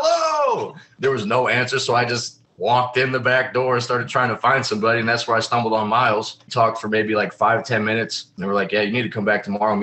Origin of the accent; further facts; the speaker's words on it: Chicago, Illinois, United States; moved away as an adult; also born or lived in Indiana; now in Ohio, United States; from the Chicagoland area. I moved to Indiana when I was like 18